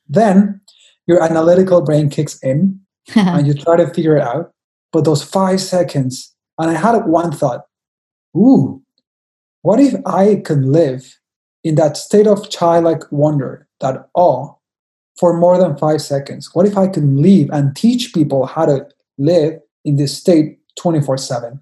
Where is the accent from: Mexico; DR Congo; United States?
Mexico; I am from Mexico, I'm a Mexican